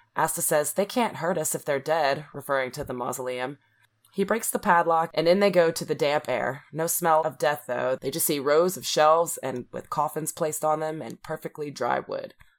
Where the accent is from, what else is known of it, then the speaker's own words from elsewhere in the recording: South Louisiana, United States; I'm from South Louisiana where everything's got, like, a French twist on it